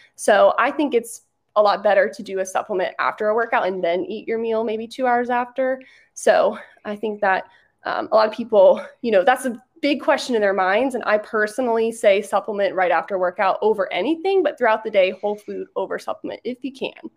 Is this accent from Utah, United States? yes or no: no; Orlando, Florida, United States; I'm from Orlando